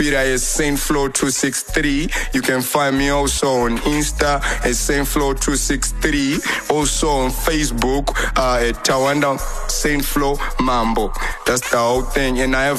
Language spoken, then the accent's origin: English; Chitungwiza, Harare, Zimbabwe; I'm a rapper from Chitungwiza, Chitown